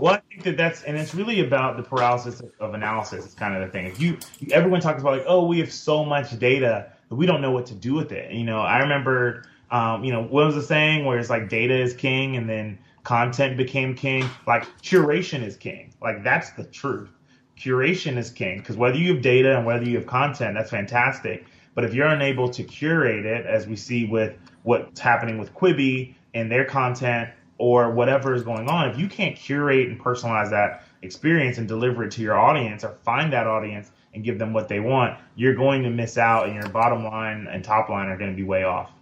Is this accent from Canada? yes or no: no; United States; as like a Black American and a Black founder